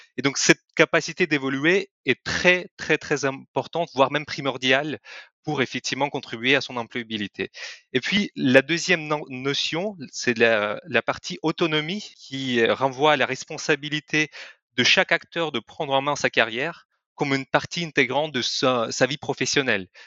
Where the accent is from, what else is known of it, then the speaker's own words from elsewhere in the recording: Kyrgyzstan; French is a second language; moved away as an adult; also born or lived in Lyon, France; now in France; je ne suis pas français à la base je viens euh, d'un pays de l'Asie centrale qui s'appelle le Kyrgyzstan et je suis venu en France il y a huit ans